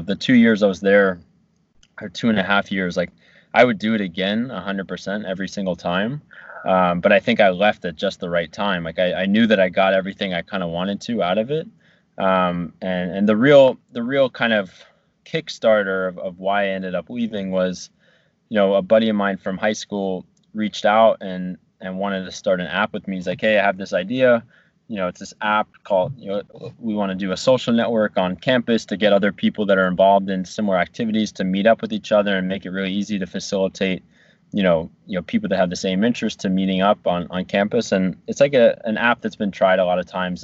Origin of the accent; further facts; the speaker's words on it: New Jersey, United States; moved away as an adult; also born or lived in Virginia; my hometown